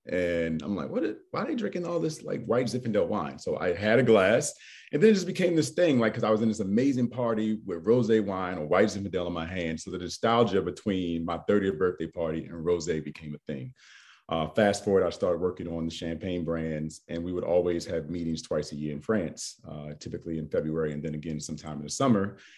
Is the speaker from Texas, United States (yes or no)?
no; Baltimore, Maryland, United States; I'm from Baltimore, got tons of friends in DC, Maryland area